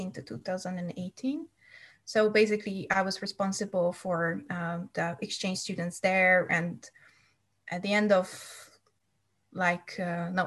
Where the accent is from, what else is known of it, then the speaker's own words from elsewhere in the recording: Hungary; English is a second language; moved away as an adult; also born or lived in United States; now in Denmark; I'm from Hungary